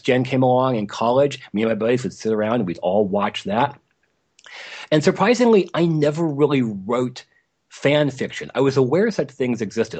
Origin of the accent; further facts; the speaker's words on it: Los Angeles, California, United States; So I grew up in Los Angeles in the late sixties and nineteen seventies